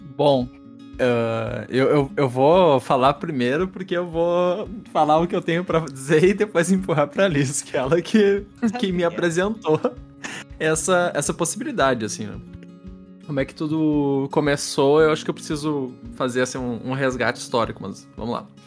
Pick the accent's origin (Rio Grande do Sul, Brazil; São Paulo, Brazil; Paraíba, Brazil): Rio Grande do Sul, Brazil; Porto Alegre; sou de Porto Alegre